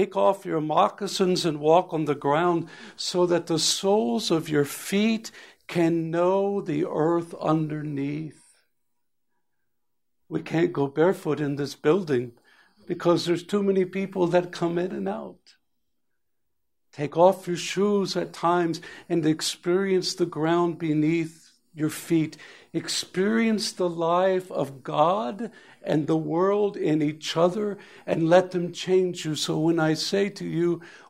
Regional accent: Alaska, United States; I was from Alaska

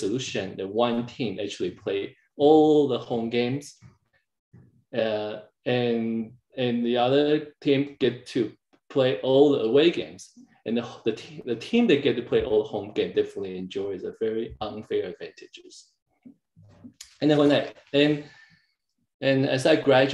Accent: Taiwan; English is a second language; moved away; also born or lived in Canada; I was growing up in Taiwan

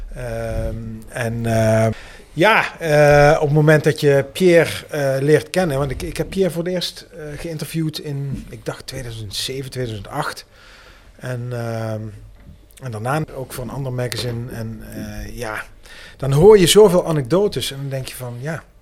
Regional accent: Heerlen, Limburg, Netherlands; ik ben in Heerlijk geboren.

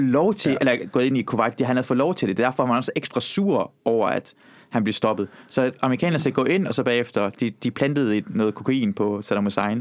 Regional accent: Iran; now in Denmark; jeg er fra Iran

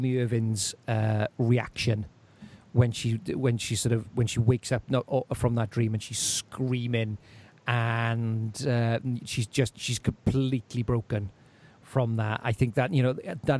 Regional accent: Welsh, Wales, United Kingdom; being Welsh

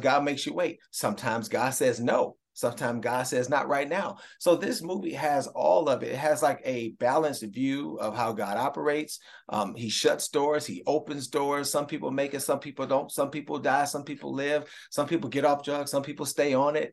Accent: Cleveland, Ohio, United States; my hometown Browns

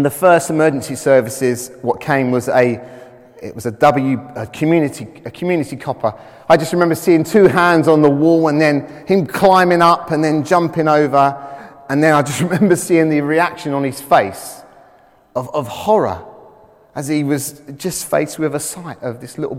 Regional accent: London, United Kingdom; I was brought up in the East End of London. And I spent my childhood playing on roofs.

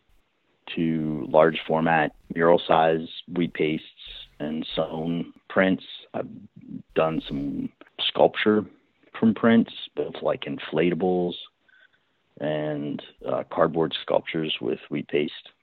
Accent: West Virginia, United States; moved away as an adult; also born or lived in New York / Brooklyn; I'm originally from West Virginia. I spent the first 21 years living in West Virginia.

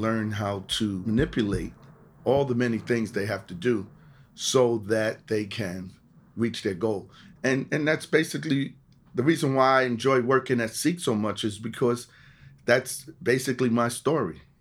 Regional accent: New York City, New York, United States; also born or lived in Jamaica, Queens; I was born in Jamaica, Queens, moved to the Bronx, grew up in, uh, Eden Wall Projects.

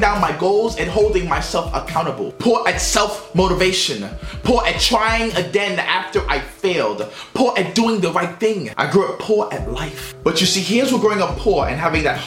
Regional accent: New York City, New York, United States; growing up in Brooklyn, New York during the 90s was hard

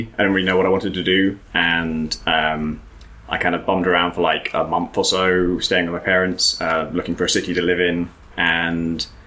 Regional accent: near Oxford, South East England, United Kingdom; I was born near Oxford.

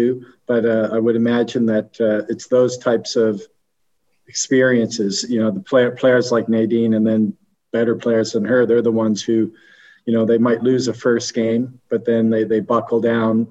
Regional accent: Canada; I'm Canadian

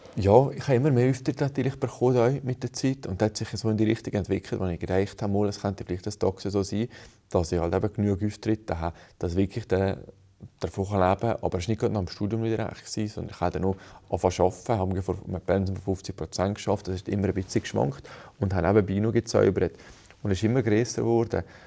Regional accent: Brig, Valais, Switzerland; ich bin in Brig aufgewachsen

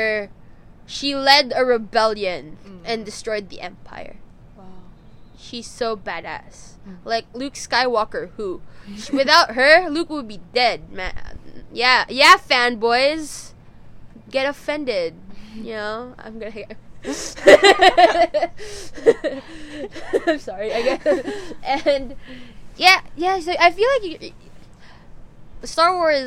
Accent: Philippines; I'm from the Philippines.

